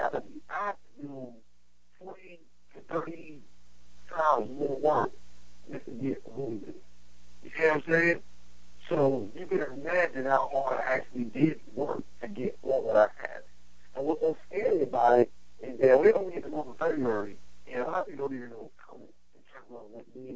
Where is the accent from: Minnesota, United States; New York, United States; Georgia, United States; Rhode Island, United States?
New York, United States; New York City; I'm from Brooklyn. I'm from East New York. I'm from the streets.